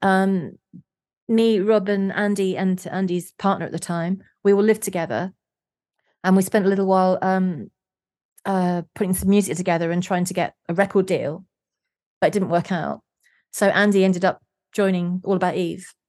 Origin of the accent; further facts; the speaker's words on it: London, United Kingdom; I was born in South London